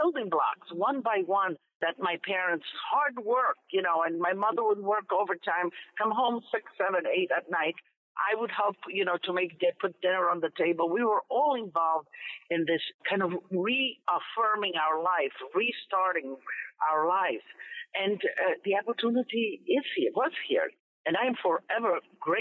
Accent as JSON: {"language": "English", "country": "Italy", "moved": "yes", "lives_now": "United States", "said": "As much as I am Italian, I love Italy. I equally love America, and I'm equally American because this is my home now"}